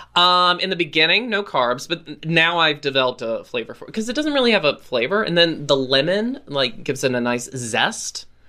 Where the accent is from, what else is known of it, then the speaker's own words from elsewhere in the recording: Roanoke, Virginia, United States; moved away; I am back in my hometown of Roanoke, Virginia